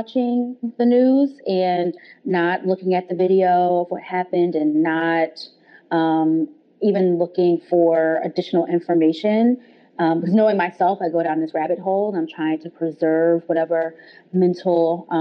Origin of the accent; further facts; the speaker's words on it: New Jersey, United States; Where I grew up in New Jersey, it was pretty diverse